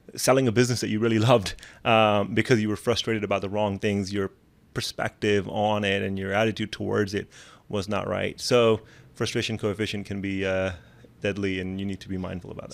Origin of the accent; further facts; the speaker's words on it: Pakistan; moved away; I come from Pakistan